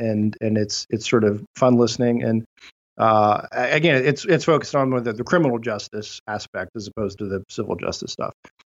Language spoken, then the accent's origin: English; Cleveland, Ohio, United States; born or raised there